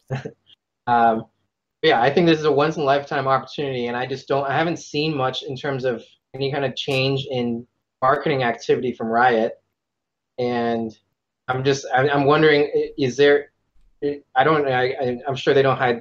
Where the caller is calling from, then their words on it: Northern Virginia, United States; I am also calling from Northern Virginia.